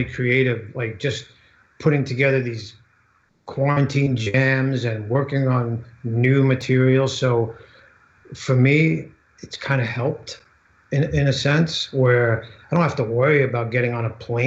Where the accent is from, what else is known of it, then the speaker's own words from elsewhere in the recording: New York, United States; I come from New York